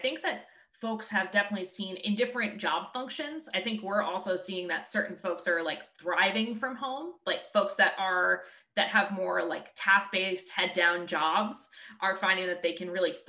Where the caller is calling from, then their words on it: Boston, Massachusetts, United States; I'm calling in from Boston. We're in the Boston area.